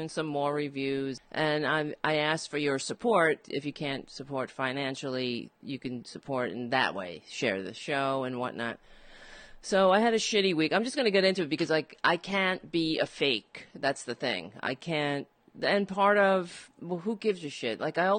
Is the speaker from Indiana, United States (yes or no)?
no; New York City, New York, United States; I grew up and on Staten Island, and it is a Republican borough